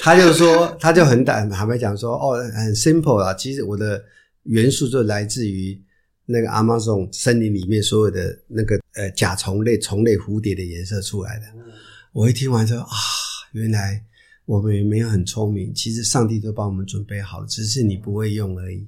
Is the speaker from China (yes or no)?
no; Taiwan; 不瞒说我们都在台湾长大嘛，就会碰到这些事情，因为我们比较封闭，没什么地方什么可以投资的